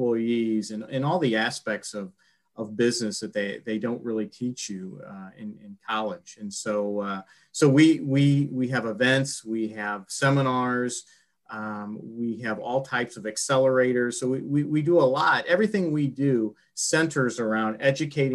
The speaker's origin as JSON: {"language": "English", "town": "Florissant", "region": "Missouri", "country": "United States", "tie": "born or raised there", "said": "I grew up here. I'm a St. Louisan, born and raised in Florissant, Missouri, up in North County"}